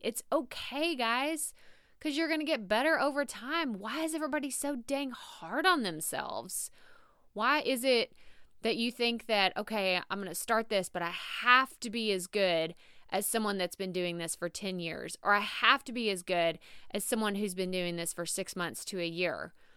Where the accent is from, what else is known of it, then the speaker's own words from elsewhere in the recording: Texas, United States; accent: southern, Texas drawl; my southern accent, my Texas draw